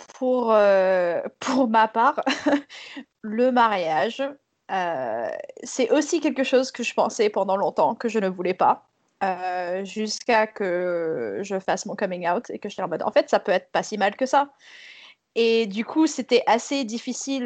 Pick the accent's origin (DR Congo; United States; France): United States; moved away; je suis née aux États-Unis dans une famille Southern Baptist